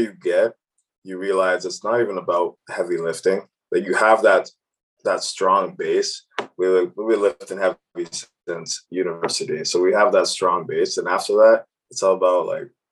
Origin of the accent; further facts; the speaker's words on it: Cambridge, Ontario, Canada; growing up in Cambridge, sometimes my parents were working weekends and all different hours